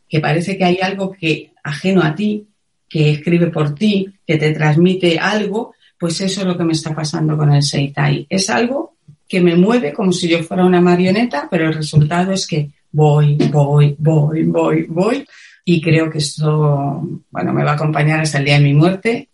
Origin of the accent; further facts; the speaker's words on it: Madrid, Community of Madrid, Spain; moved away as an adult; now in Cuenca, Spain; Yo soy de Madrid, aunque ahora vivo en un pequeño pueblo de Cuenca